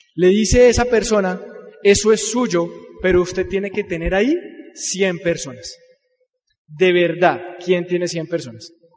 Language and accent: Spanish; Colombia; Así somos los colombianos